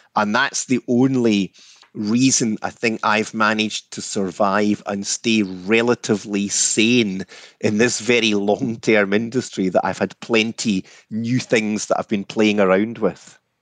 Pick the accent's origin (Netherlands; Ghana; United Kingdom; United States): United Kingdom; Scotland; I grew up in Scotland throughout the sixties and seventies